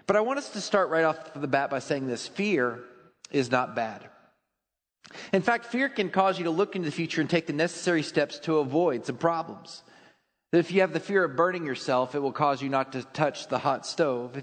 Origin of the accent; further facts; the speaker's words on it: Texas, United States; I grew up in Texas